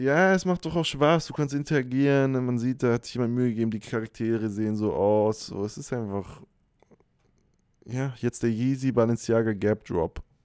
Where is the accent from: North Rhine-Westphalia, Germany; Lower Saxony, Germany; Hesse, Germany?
Lower Saxony, Germany; Hanover; moved away as an adult; now in Stuttgart, Germany; in Hannover studiert, wo ich herkomme